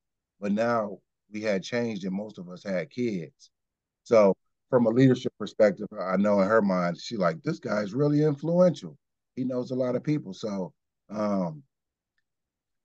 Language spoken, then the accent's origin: English; Kenosha, Wisconsin, United States; I'm from Kenosha